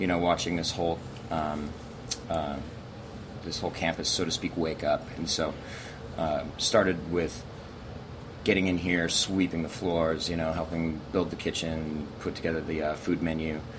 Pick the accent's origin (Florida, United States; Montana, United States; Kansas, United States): Montana, United States; also born or lived in Europe; now in Los Angeles, United States; I grew up in a German family in the middle of, you know, crazy, beautiful, big state